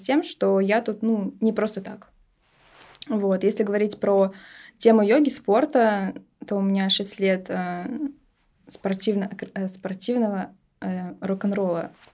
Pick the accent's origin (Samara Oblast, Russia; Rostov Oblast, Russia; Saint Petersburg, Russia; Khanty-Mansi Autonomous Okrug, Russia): Saint Petersburg, Russia; Родилась я тут. Я истинная петербурженка, кровная.